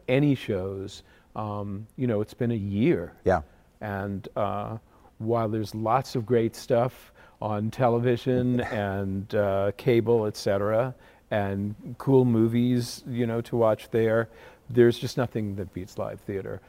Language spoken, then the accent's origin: English; Connecticut, United States; We have a little professional theater in my hometown in Connecticut